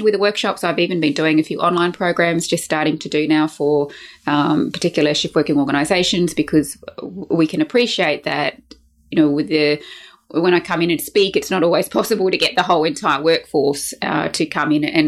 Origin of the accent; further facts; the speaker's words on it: Brisbane, Queensland, Australia; here in my hometown of Brisbane in Australia